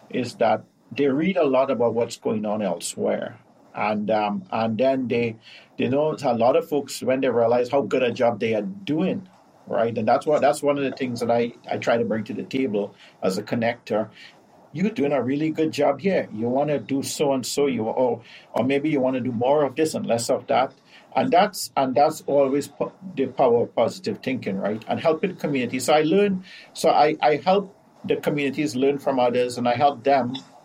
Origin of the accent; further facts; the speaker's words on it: Trinidad & Tobago; now in North America; In the South Caribbean, Trinidad and Tobago